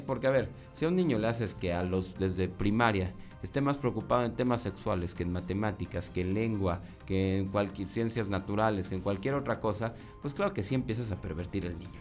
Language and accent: Spanish; Coahuila, Mexico; la historia de Coahuila, ¿no? O de mi tierra